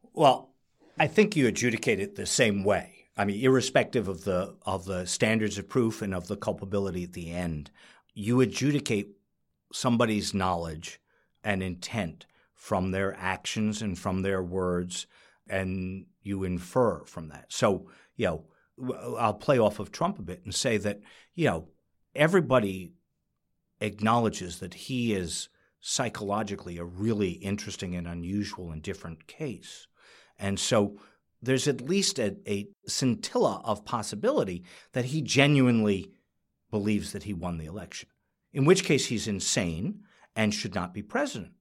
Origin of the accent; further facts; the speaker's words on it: New York, United States; I'm a New Yorker